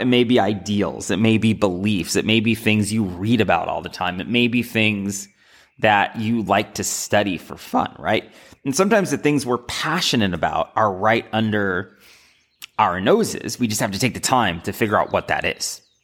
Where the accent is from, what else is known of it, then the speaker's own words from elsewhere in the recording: United States; Growing up in America